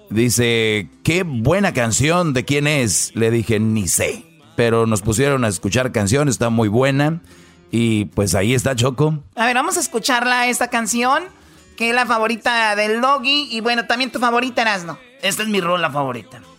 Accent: Monterrey, Nuevo León, Mexico; Yo soy de Monterrey y allá nosotros es más norteñón.

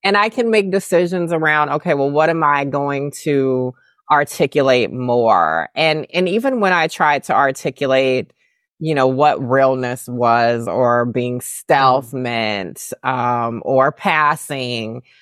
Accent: the South, United States; I'm from the South

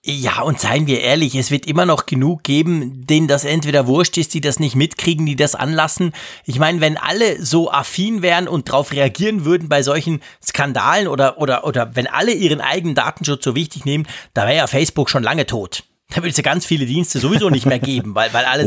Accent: Switzerland; hier bei uns in der Schweiz

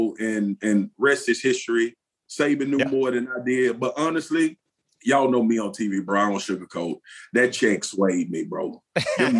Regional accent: Baton Rouge, Louisiana, United States; I grew up playing in South Baton Rouge for the South Baton Rouge Rams

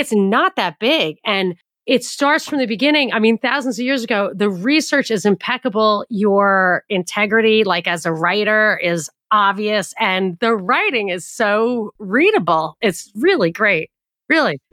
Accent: United States; I grew up in a very, like, the most Jewish county in America. It was my home county

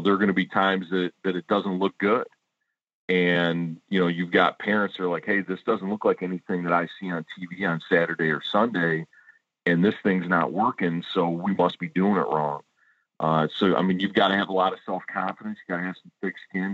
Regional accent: Warren, Michigan, United States; I grew up in Warren, Michigan

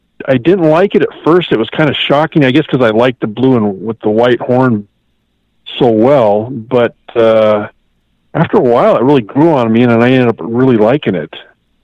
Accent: Medical Lake, Washington, United States; I grew up in the little town of Medical Lake, Washington, near Spokane, and I still live there

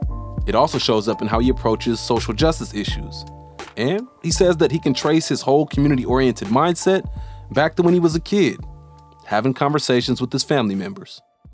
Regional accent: Oakland, California, United States; I spent a lot of time in my childhood growing up in the Dubs as well, right, in that Fruitvale neighborhood.

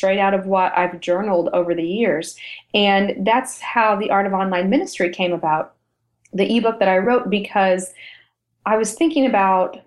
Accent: United States; also born or lived in Europe; we're American. Yes, we live here

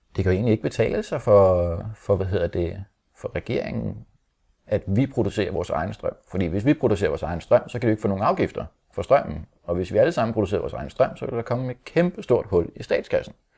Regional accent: Holte, Capital Region of Denmark, Denmark; vi er opvokset i Holte

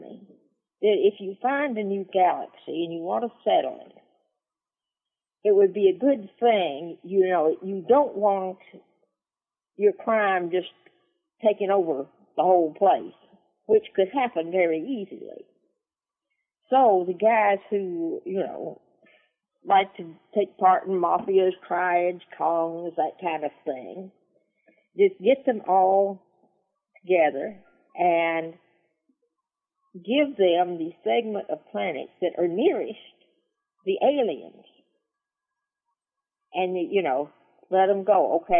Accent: the South, United States; Well, hey, I'm from the South. This is the buckle of the Bible Belt.

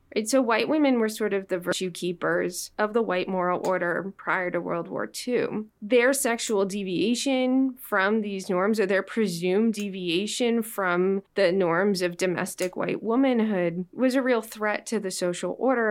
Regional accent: Los Angeles, California, United States; moved away; I was born and raised in Los Angeles

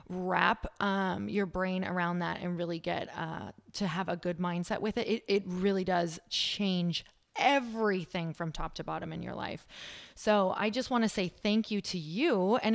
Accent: Midwest, United States; now in California, United States; I come from the Midwest. So let me tell you, money, there's a whole lot of everything tied to it. So, living out in California is totally different.

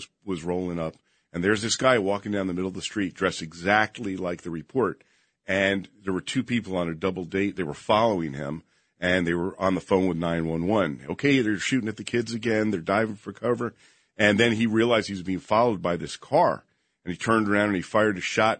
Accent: Princeton, New Jersey, United States; moved away as an adult; also born or lived in Las Vegas, Nevada; Princeton was my hometown, so I knew everybody there

